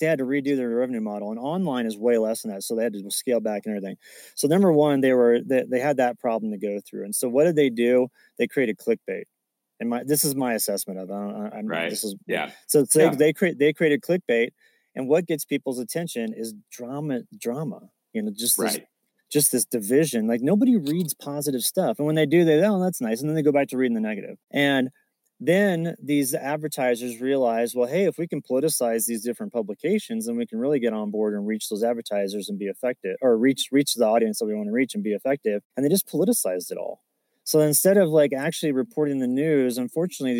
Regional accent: Kansas, United States; I grew up in Kansas

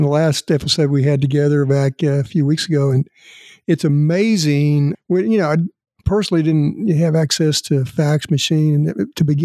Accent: Elk City, Oklahoma, United States; my hometown of Elk City

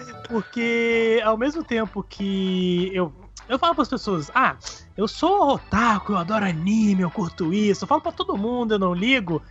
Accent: Brazil; Eu sou, sou do Brasil

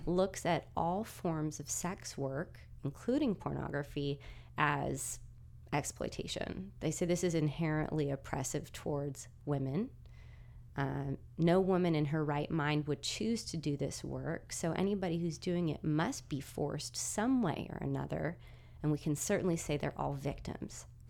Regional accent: California, United States; moved away; from California

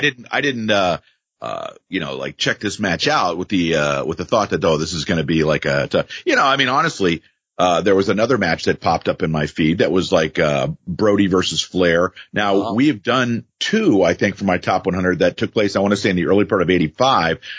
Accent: South Florida, United States; we grew up in South Florida.

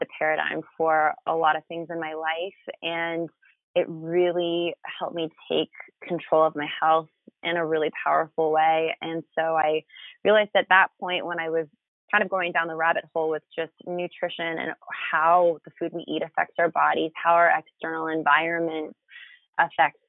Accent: Florida, United States; moved away as an adult; also born or lived in Philadelphia, Pennsylvania; now in San Diego, United States; I'm from Florida originally

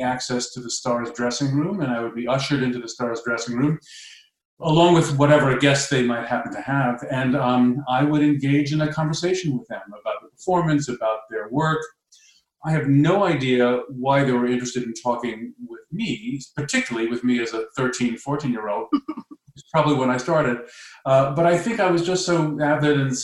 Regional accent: New York, United States; I grew up in New York, and like anybody, any child, or most children that grow up in New York, there's an exposure to tremendous cultural input.

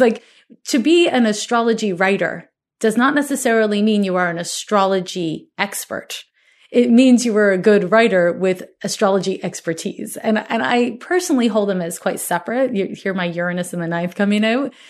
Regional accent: Montreal, Quebec, Canada; now in California, United States; I'm from Montreal, Quebec, Canada

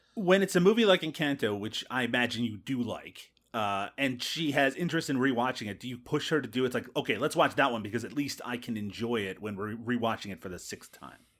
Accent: Canada; here in my home country of Canada

